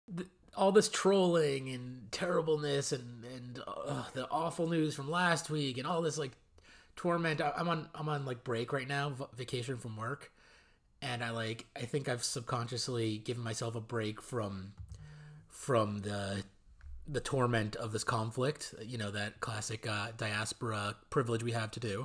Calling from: California, United States; I'm calling in from California.

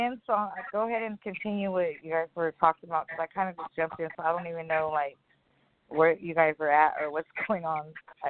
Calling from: California, United States

